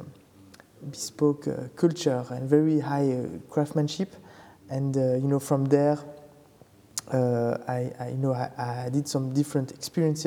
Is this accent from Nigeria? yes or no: no; Belgium; moved away as an adult; now in Paris, France; I'm originally from Belgium, but it has been 10 years now that I've been in Paris